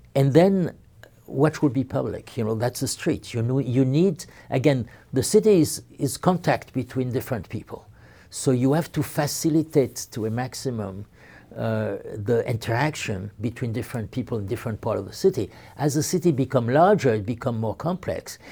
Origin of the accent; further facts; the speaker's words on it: Marseille, Provence-Alpes-Côte d'Azur, France; my hometown, Marseille, was created by Greek traders